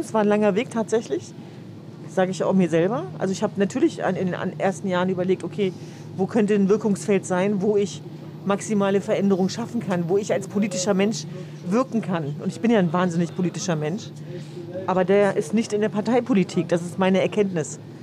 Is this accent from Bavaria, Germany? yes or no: no; Hanover, Lower Saxony, Germany; now in Berlin, Germany; Also ich bin ja gebürtige Hannoveranerin, aber äh, das, das sind meine Wurzeln.